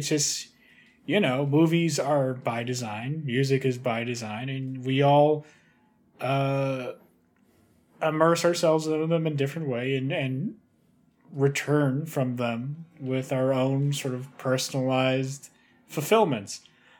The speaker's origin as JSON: {"language": "English", "country": "Canada", "said": "I'm Canadian, thank you."}